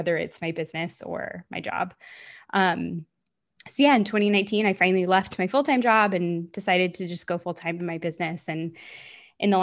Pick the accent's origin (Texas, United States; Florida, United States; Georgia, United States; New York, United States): Florida, United States; moved away as an adult; now in California, United States; I grew up in Florida, moved to California for a bit, moved back to Florida for a while, and then came back to California.